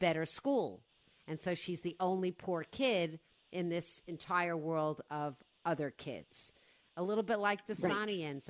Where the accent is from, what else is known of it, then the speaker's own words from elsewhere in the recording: New York City, New York, United States; I was born in Brooklyn.